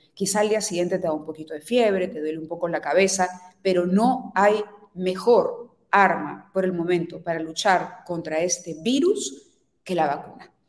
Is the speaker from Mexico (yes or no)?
no; Peru; No nos representan como peruanos